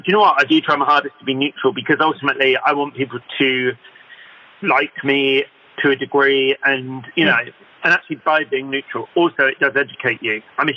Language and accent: English; Somerset, South West England, United Kingdom; also born or lived in East London; I was born in East London, but brought up in Somerset